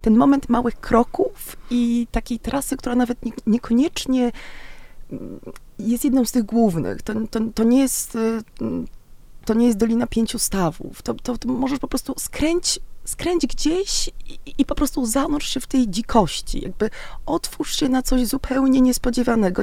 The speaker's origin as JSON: {"language": "Polish", "town": "Szczecin", "region": "West Pomeranian Voivodeship", "country": "Poland", "said": "ja też jestem morska, ze Szczecina"}